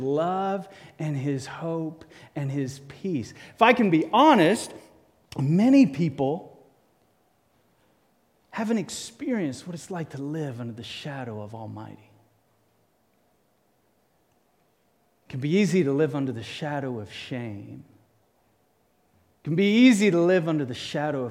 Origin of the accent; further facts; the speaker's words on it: Cape Town, Western Cape, South Africa; moved away; I grew up in Cape Town, South Africa